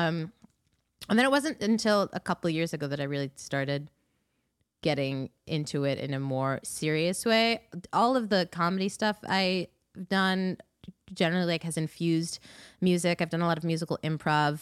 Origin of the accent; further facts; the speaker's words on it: New York City, New York, United States; also born or lived in Ithaca, New York; I grew up around Queens and Long Island.